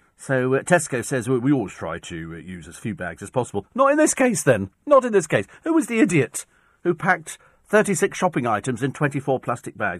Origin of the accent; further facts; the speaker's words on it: United Kingdom; I'm British.